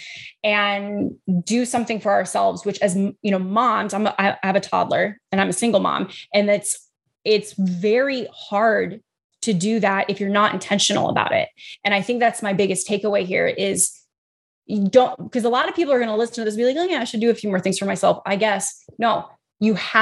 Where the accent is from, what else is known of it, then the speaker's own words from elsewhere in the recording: Midwest, United States; I'm from the Midwest.